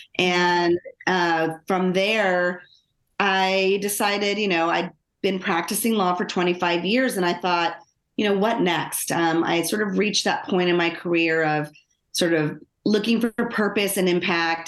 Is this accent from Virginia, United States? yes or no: no; Los Angeles, California, United States; I grew up in Los Angeles, um, born, or, well, I was born in Los Angeles. Uh, and when I started elementary school, my parents, um, decided to move us out into the suburbs